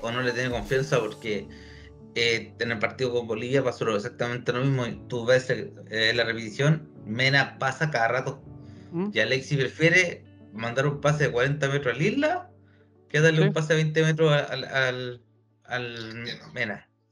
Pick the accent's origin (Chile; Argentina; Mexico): Chile; soy chileno, weón, soy chileno, weón. Ah, no soy argentino por si acaso